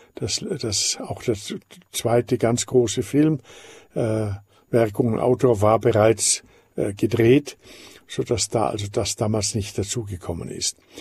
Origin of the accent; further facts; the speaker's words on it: Austria; ich bin Österreicher und in Österreich sind sogar die Führung der Titel vom Staat her nicht erlaubt und ich bin daher ganz aufgewachsen ohne aristokratische Titel